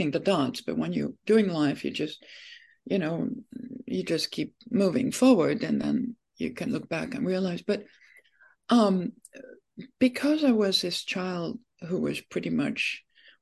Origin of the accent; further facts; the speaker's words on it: France; moved away as an adult; now in United States; I was born in France, and when I was 19